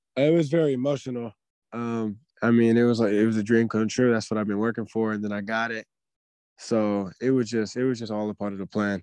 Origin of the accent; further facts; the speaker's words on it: Daly City, California, United States; now in Sacramento, United States; I grew up in the Bay. I grew up in Daly City